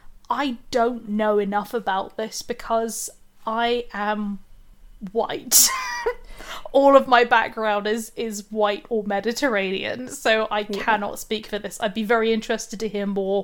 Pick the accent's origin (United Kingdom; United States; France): United Kingdom; now in Sussex, United Kingdom; I'm in Sussex. and I'm British